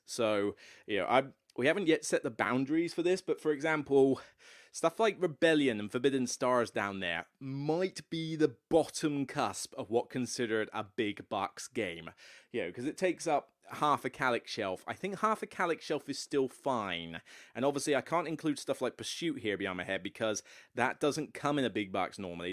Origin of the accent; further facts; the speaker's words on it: Taunton, South West England, United Kingdom; moved away; my hometown of Taunton, which, um, as much as I came from Taunton